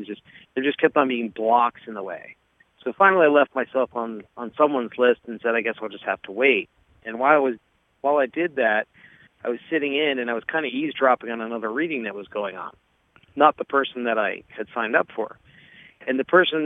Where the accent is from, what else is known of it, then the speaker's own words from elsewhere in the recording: New Jersey, United States; also born or lived in Florida; now in upstate New York, United States; And I am originally from New Jersey, so I was originally thinking of moving back up there.